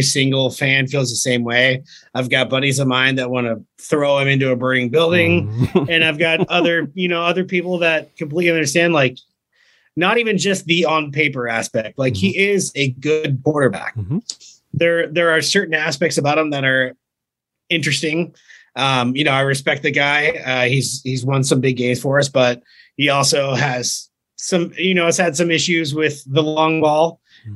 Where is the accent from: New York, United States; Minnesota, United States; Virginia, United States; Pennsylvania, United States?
Virginia, United States; Richmond; also born or lived in North Carolina; I grew up in North Carolina and Virginia, same as my father